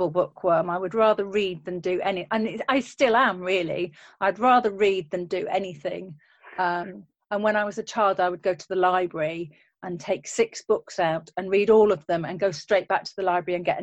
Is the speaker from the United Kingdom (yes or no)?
yes; Yorkshire and the Humber, United Kingdom; Oh, so I'm from a place called Yorkshire, um, which is in the north of England.